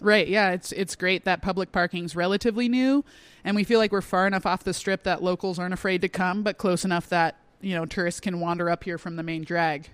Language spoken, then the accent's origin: English; Sedona, Arizona, United States; I wanted to do it in my hometown